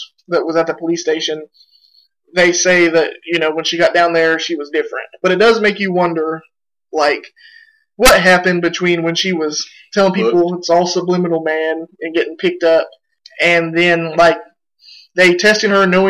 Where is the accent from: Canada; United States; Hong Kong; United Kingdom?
United States; Oklahoma; we're from Oklahoma